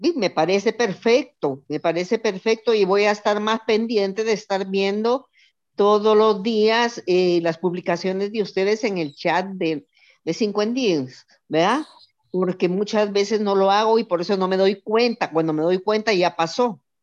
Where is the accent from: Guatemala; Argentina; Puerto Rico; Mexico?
Guatemala; now in El Salvador; soy de Guatemala, pero vivo en El Salvador